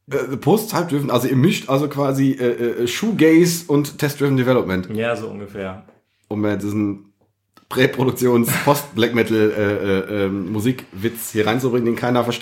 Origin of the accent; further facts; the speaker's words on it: Sauerland, North Rhine-Westphalia, Germany; Ich bin ja Sauerländer irgendwie.